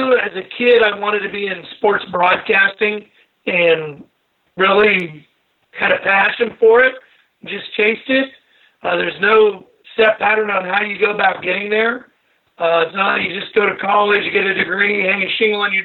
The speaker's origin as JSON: {"language": "English", "town": "Sacramento", "region": "California", "country": "United States", "tie": "born or raised there", "said": "I grew up in Sacramento, California, started PA announcing races all across Northern California"}